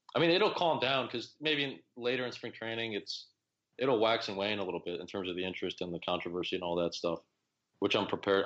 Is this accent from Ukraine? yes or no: no; Oak Park, Illinois, United States; I grew up near Chicago